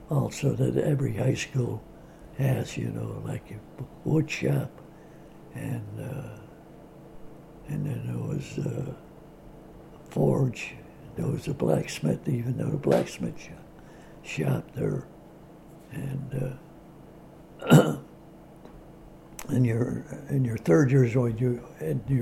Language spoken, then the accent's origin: English; Chicago, Illinois, United States; I was born in Bridgeport, which was about 2 miles, about 2.5 miles from Comiskey Park